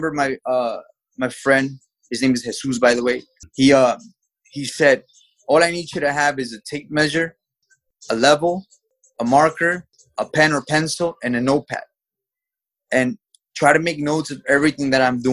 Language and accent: English; New York City, New York, United States; also born or lived in Mexico; I was born in Mexico and raised in the United States in the city of New York. I came to New York when I was 3 years old